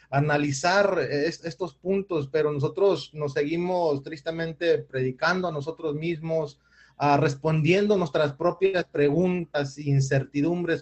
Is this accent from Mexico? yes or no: yes; Mexico; aquí en mi país, eh, específicamente estoy hablando de México